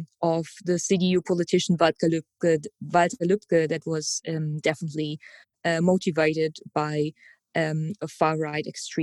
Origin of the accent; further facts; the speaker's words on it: Germany; I was born in July 1990, in what was still the GDR, but 3 months later became the Federal Republic.